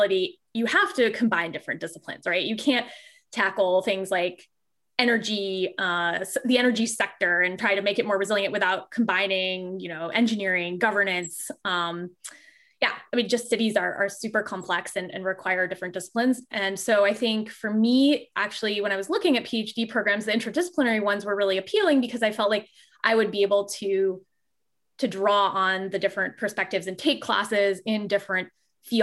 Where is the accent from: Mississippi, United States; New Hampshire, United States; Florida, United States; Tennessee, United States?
Florida, United States; Fort Lauderdale; moved away; also born or lived in Michigan; I grew up in Fort Lauderdale, Florida